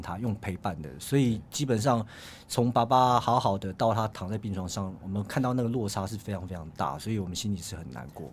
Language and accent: Chinese; Yilan County, Taiwan; 我们宜兰人